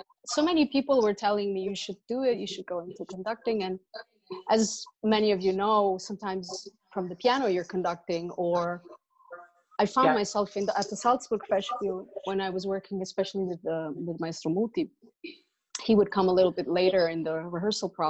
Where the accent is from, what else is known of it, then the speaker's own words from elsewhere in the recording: Italy; moved away as an adult; also born or lived in New York; growing up in Italy, my father, you know, is a big opera fan